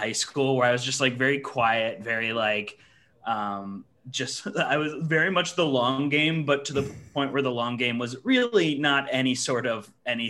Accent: Chicago, Illinois, United States; also born or lived in Missouri; I grew up in like suburban Chicago

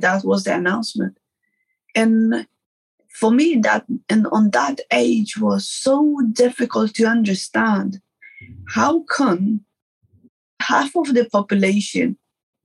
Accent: Afghanistan; moved away; my childhood, growing up in Afghanistan

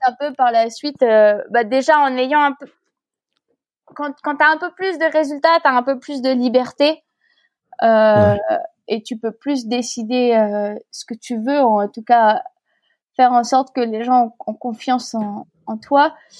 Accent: France; je suis née en France

